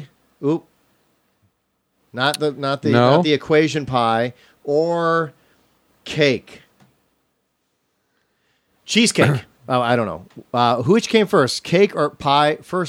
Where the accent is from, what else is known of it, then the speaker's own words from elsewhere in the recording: Midwest, United States; because we're all from the Midwest.